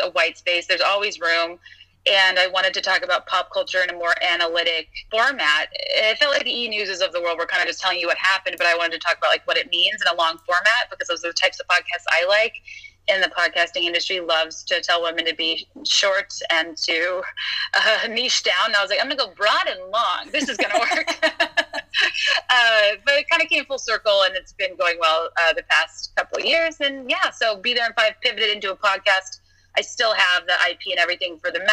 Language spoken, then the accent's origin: English; the South, United States; I grew up in the South